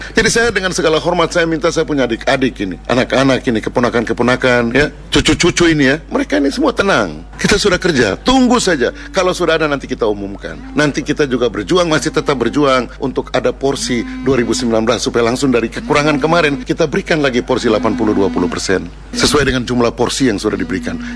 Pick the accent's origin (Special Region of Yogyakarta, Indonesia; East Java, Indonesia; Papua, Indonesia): Papua, Indonesia; Saya ini orang Papua. Kita pertaruhkan semua itu.